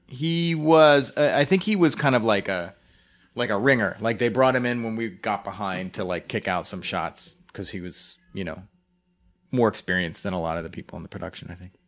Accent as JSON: {"language": "English", "town": "Philadelphia", "region": "Pennsylvania", "country": "United States", "tie": "born or raised there", "said": "growing up in Philly"}